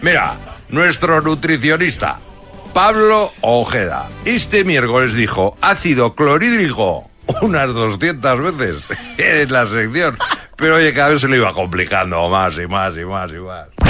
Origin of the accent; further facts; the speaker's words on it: Zarautz, Basque Country, Spain; mi pueblo, Xavi, en Zarauz